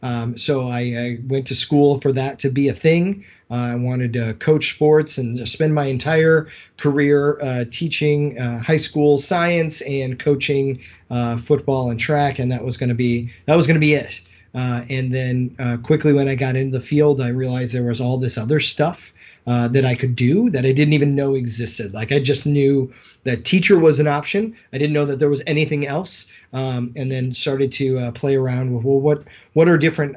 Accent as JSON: {"language": "English", "town": "Collinsville", "region": "Illinois", "country": "United States", "tie": "born or raised there", "said": "I grew up in Collinsville High School. I attended Summit Elementary"}